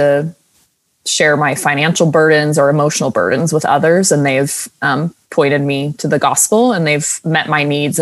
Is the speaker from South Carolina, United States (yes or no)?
yes; South Carolina, United States; moved away as an adult; also born or lived in Oklahoma; now in New York City, United States; I'm from South Carolina